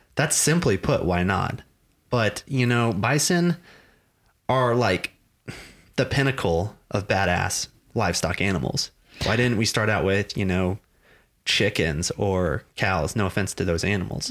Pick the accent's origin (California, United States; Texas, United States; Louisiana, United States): Texas, United States; I grew up in Texas. I grew up in this part of Texas. I've been here my whole life